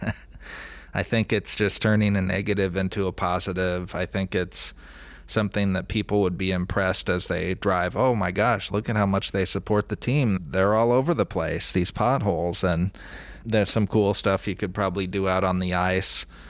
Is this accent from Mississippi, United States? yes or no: no; Omaha, Nebraska, United States; born or raised there